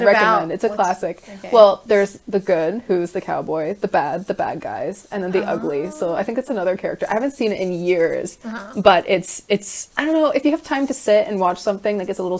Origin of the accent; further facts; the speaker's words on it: Canada; moved away as an adult; also born or lived in Scotland / France; I'm currently 21. I was born in Canada, raised in Canada, lived in Scotland, lived in France.